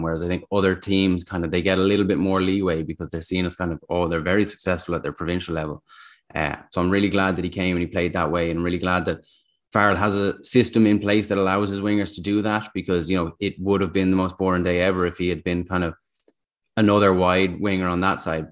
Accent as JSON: {"language": "English", "region": "England", "country": "United Kingdom", "said": "I'm English"}